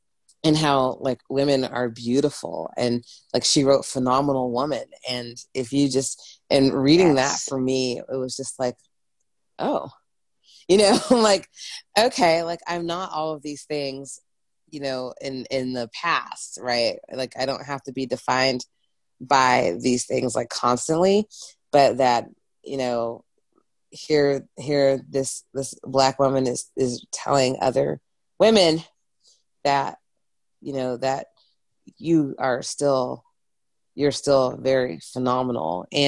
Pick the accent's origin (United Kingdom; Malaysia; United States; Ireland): United Kingdom; England; I'm from England originally, so, you know, if anyone wants to know, it's not like I did not grow up in the Bible Belt.